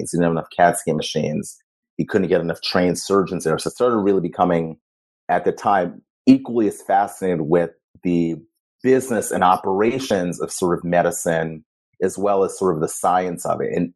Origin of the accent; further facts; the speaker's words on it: Cleveland, Ohio, United States; moved away; also born or lived in Ghana; I grew up in Ohio.